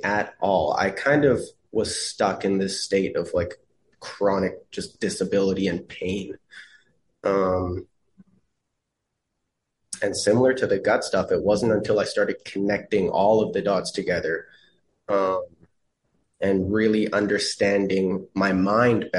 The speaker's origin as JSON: {"language": "English", "country": "Canada", "said": "as a Canadian"}